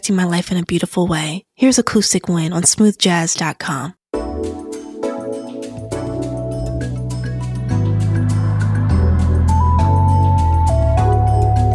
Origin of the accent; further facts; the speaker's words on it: Aberdeen, Maryland, United States; moved away as an adult; now in Washington, D.C., United States; I'm from Aberdeen, Maryland. It's a small town 30 minutes north of Baltimore.